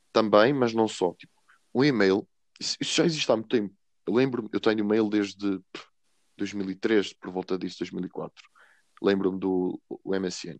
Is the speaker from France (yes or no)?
no; Sabrosa, Vila Real District, Portugal; moved away as an adult; now in Coimbra, Portugal; eu venho de Sabrosa, é uma pequena vila em Vila Real, e estou a estudar Engenharia Informática em Coimbra